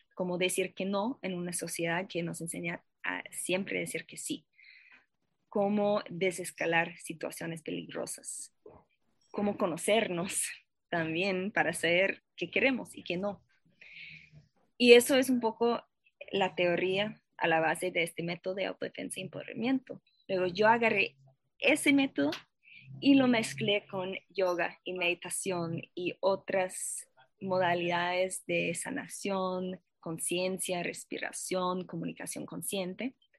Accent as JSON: {"language": "Spanish", "town": "Boston", "region": "Massachusetts", "country": "United States", "tie": "born or raised there", "also_born_or_lived": "Paris, France", "second_language": "Spanish", "moved": "as an adult", "lives_now": "Costa Rica", "said": "yo nací y crecí a Boston, en los Estados Unidos"}